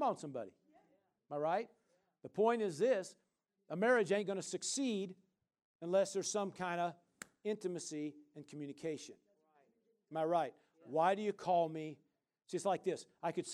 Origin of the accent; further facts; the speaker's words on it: Midwest, United States; I grew up, like I said, in the Midwest, and we grew up in Tornado Alley